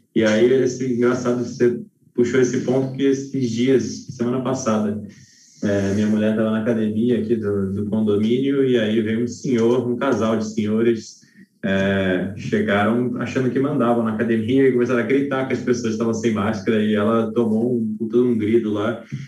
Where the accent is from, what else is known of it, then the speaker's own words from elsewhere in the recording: Rio de Janeiro, Brazil; also born or lived in São Paulo; now in interior of São Paulo, Brazil; Rio de Janeiro, eu sou carioca, eu vou para o Rio, vira e mexe ver a família